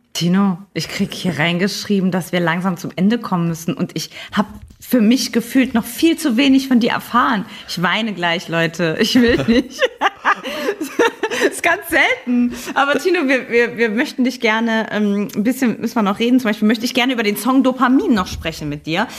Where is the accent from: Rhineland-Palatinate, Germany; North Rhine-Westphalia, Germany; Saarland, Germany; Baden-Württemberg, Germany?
Saarland, Germany; hier im Saarland, wo ich herkomme